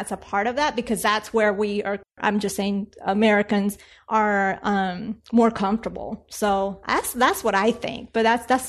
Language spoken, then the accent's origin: English; Colombia; now in United States; being that I'm from Colombia